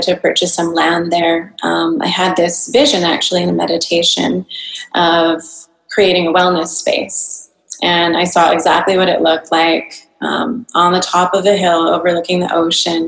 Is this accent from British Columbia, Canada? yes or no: yes; North Vancouver, British Columbia, Canada; moved away as an adult; also born or lived in San Diego; now in Singapore; I grew up in North Vancouver, Canada